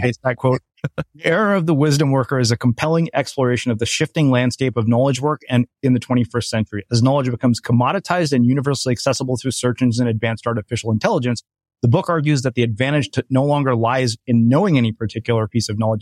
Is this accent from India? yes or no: yes; India; I'm Indian